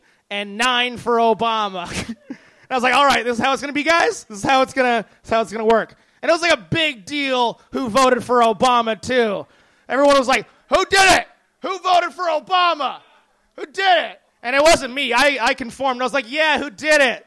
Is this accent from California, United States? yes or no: yes; San Bernardino, California, United States; I grew up in San Bernardino